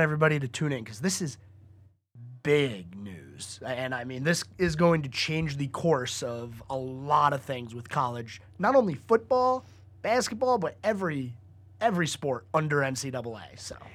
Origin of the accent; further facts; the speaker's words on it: Northeast, United States; now in Lake Norman area, North Carolina, United States; grew up in the Northeast